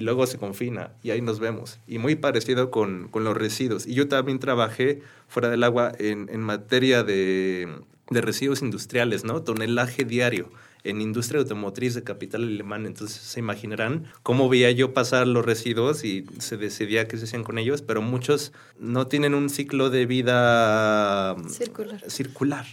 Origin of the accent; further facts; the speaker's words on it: Querétaro, Mexico; yo soy queretano, yo nací en Querétaro, tengo muy bellas memorias eh, en Querétaro